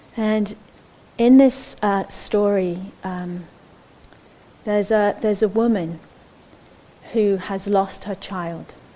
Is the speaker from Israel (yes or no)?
yes; Israel; moved away; I grew up in Israel